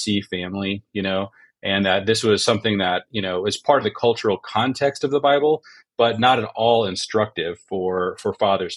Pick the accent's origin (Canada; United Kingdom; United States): United States; just south of Seattle, Washington; I grew up in the Northwest, not too far from you, in Seattle, just south of Seattle